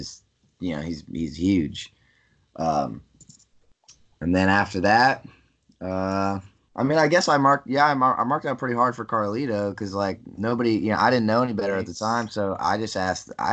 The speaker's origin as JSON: {"language": "English", "area": "Berks County", "region": "Pennsylvania", "country": "United States", "tie": "born or raised there", "said": "I came from Berks County, Pennsylvania, which was like, which is just a small cluster of towns in Pennsylvania"}